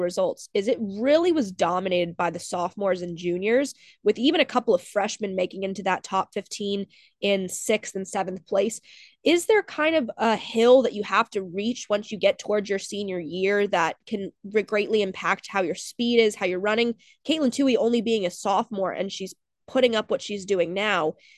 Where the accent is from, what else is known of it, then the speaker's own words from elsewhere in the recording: NC State, North Carolina, United States; my hometown team, the N C State Wolfpack